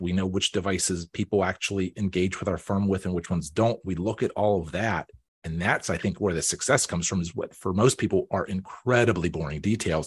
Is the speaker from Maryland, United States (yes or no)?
no; Pittsburgh, Pennsylvania, United States; moved away as an adult; also born or lived in Erie, Pennsylvania / Baltimore / Washington, D.C.; I was born here, um, I grew up out in Beaufort County